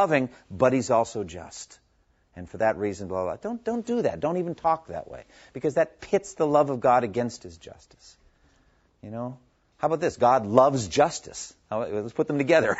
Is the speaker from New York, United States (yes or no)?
no; Massachusetts, United States; moved away; From my home state, and I say it with shame, the People's Republic of Massachusetts